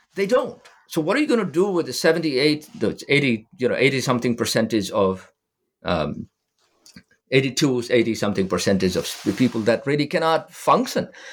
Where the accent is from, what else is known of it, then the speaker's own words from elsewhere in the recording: Nepal; moved away; Nepal, my home country